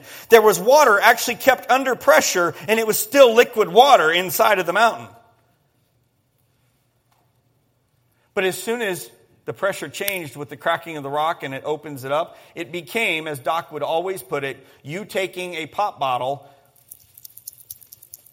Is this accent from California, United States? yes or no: no; Colorado, United States; Growing up in Colorado